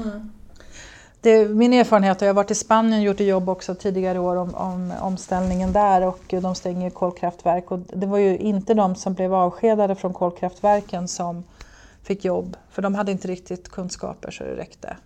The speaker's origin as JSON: {"language": "Swedish", "town": "Gävle", "region": "Gävleborg County", "country": "Sweden", "also_born_or_lived": "United States", "said": "Gävle kommun, Gävleborgs kommun som jag kommer ifrån"}